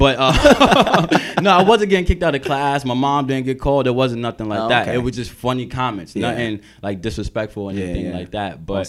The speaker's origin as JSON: {"language": "English", "town": "Bronx", "region": "New York", "country": "United States", "tie": "born or raised there", "said": "Just growing up in the Bronx, I wanted to go away, but I didn't want to be in the middle of nowhere."}